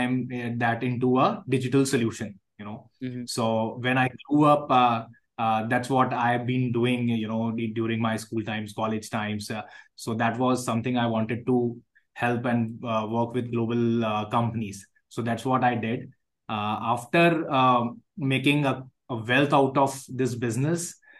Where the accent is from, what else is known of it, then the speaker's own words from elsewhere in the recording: Jaipur, Rajasthan, India; I come from Jaipur, which is a tier two, so-called